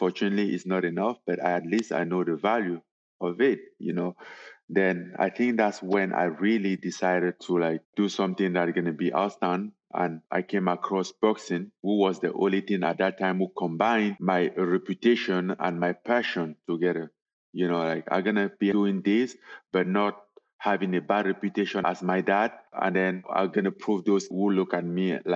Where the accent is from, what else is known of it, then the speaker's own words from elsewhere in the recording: Cameroon; moved away as an adult; also born or lived in Paris; I was born in Cameroon in a very poor family.